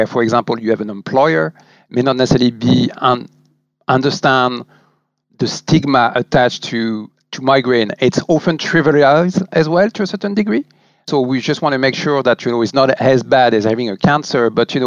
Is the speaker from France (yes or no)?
yes; France; moved away as an adult; also born or lived in Paris / Germany / Ireland; now in Dublin, Ireland; I'm obviously originally from France, and as you can guess, with my divergent accent.